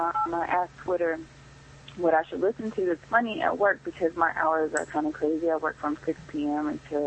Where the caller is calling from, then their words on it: Greensboro, North Carolina, United States; I'm calling from Greensboro, North Carolina.